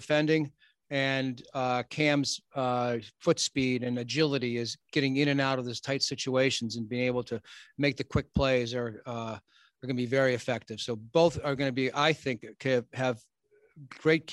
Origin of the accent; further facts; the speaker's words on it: Boston, Massachusetts, United States; moved away as an adult; also born or lived in Los Angeles; now in Philadelphia, United States; growing up in Boston